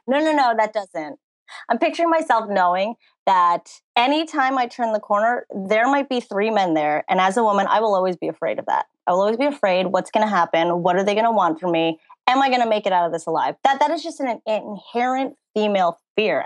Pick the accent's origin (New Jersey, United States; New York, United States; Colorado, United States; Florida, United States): New Jersey, United States; now in Hollywood, United States; I was born and raised in New Jersey. I now live in Hollywood, California